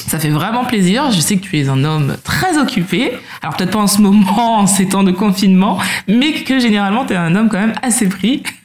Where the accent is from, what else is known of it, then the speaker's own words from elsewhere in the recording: Martinique; je suis martiniquaise